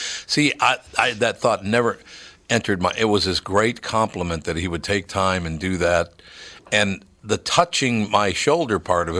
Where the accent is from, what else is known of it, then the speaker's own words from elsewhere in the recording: Minneapolis, Minnesota, United States; When I was a kid, 11 years old, we moved from Plymouth Avenue up to the West Broadway area up in North Minneapolis.